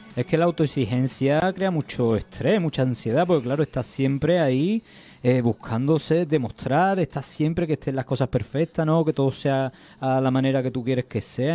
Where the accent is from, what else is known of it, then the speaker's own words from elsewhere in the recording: San Juan, Andalusia, Spain; había ido yo a San Juan, que es mi pueblo de nacimiento